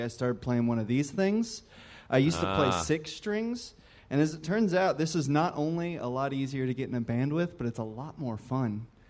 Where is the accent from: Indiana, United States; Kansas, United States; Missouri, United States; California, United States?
Indiana, United States; Corydon; now in Louisville, United States; We're located in Louisville now, but I'm from Corydon, Indiana, where there's exactly like six musicians, so that's why I left.